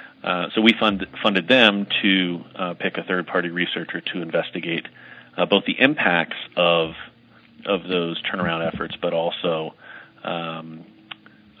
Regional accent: United States; being American, male, white, and growing up middle class

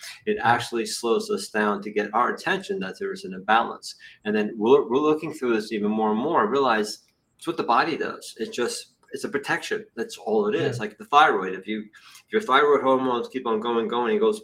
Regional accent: New Jersey, United States; I'm from Jersey

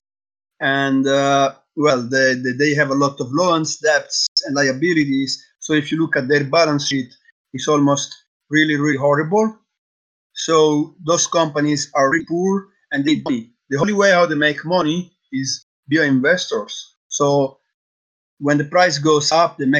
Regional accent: Sicily, Italy; moved away as an adult; also born or lived in Thailand; now in Netherlands; I'm from Italy. I grew up in Sicily

